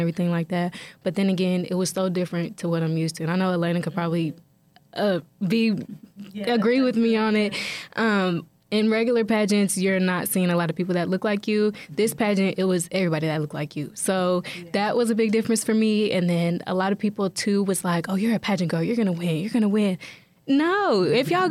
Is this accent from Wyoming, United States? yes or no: no; Radcliff, Kentucky, United States; I am from Radcliffe, Kentucky